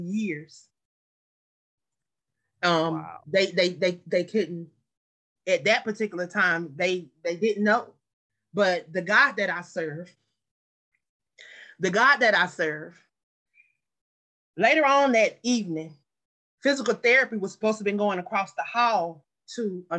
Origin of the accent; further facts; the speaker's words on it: Anderson, South Carolina, United States; moved away; also born or lived in Atlanta, Georgia; my hometown, Anderson, South Carolina